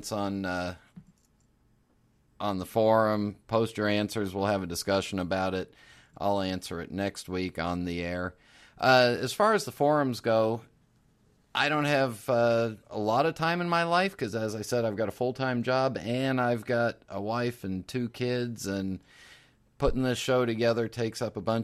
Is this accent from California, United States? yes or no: yes; San Francisco, California, United States; I was born in San Francisco in 1967